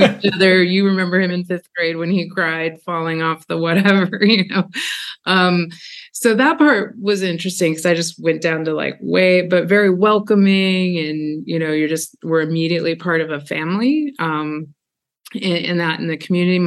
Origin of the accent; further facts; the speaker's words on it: Haines, Alaska, United States; Predominantly in Southeast Alaska. My dad actually worked for the government. So we, up to the age of six, we transferred quite a bit